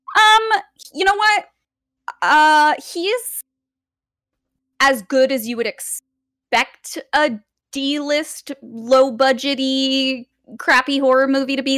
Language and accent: English; Los Angeles, California, United States; I'm born and raised here. I've lived here for almost twenty-eight years now.